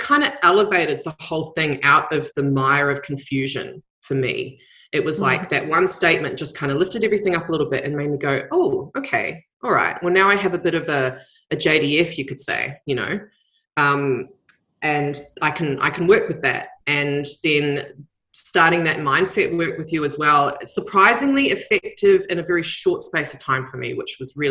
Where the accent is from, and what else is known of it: New Zealand; now in Australia